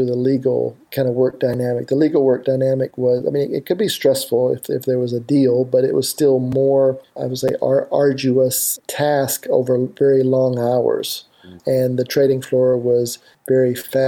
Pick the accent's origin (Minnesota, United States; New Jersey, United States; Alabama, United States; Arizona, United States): Alabama, United States; moved away as an adult; also born or lived in Hong Kong; I'm originally from Alabama. I grew up on a cattle farm there, and all my family still lives in Alabama